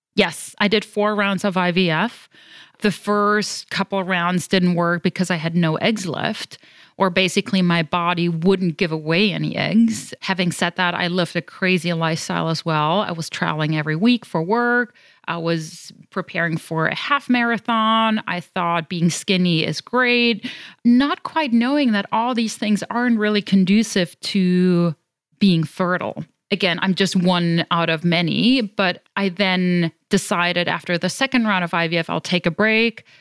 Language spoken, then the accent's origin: English; Germany; accent: European; moved away as an adult; now in United States; I'm originally from Germany, but I consider myself a global citizen, having lived all over the world